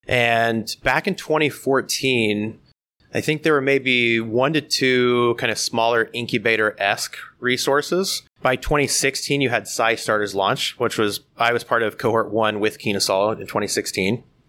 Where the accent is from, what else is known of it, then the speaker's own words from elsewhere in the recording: Blakesburg, Iowa, United States; I was born and raised in Southeast Iowa, a small family farm just outside of Blakesburg. My family farm is still there today.